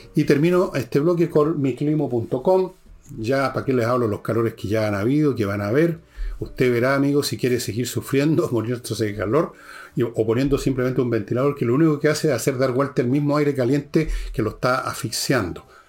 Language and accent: Spanish; Chile